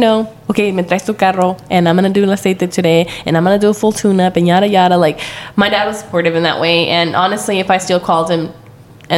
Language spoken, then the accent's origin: English; Central Valley, California, United States; growing up in the Central Valley, like we all lived in the country and we all rode the bus